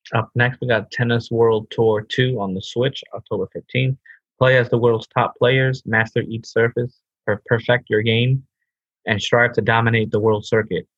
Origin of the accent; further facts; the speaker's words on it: United States; I'm so American